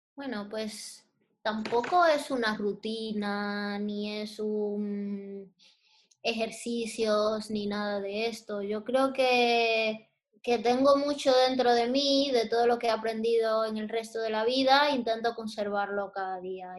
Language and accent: Spanish; Santo Domingo, Distrito Nacional, Dominican Republic; moved away as an adult; also born or lived in San Cristóbal, Dominican Republic; now in Spain; yo realmente nací en San Cristóbal, que es un pueblo que está cerca de Santo Domingo, pero realmente me crié en Santo Domingo, que es la capital de la República Dominicana